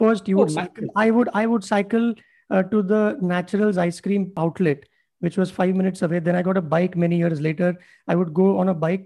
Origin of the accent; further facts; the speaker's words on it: India; I'm just counting as an Indian